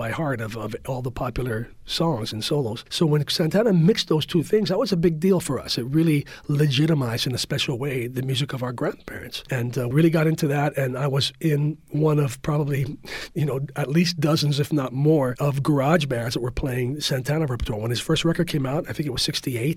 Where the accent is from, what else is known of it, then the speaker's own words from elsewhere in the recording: San Francisco, California, United States; I was born and raised in the Mission District, born on 22nd and Harrison and raised up on Bernal Heights